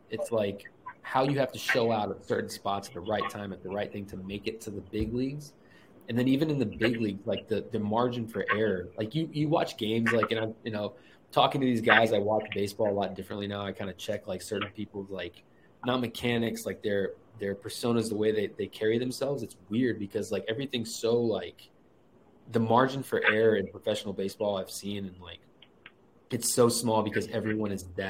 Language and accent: English; San Antonio, Texas, United States; coming from like where I came from, a small private school in like San Antonio, which is a big city.